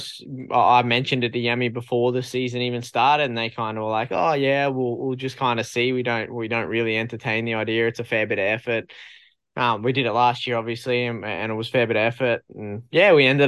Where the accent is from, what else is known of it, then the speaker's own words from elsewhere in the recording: Australia; my home country